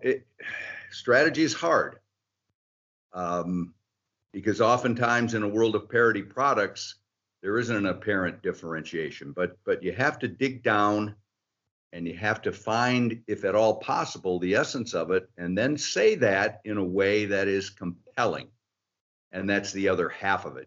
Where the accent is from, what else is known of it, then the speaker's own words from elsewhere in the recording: outside of Detroit, Michigan, United States; I grew up outside of Detroit